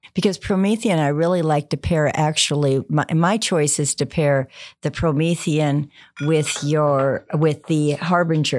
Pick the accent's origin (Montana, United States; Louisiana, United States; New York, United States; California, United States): Montana, United States; now in Texas, United States; I grew up in Montana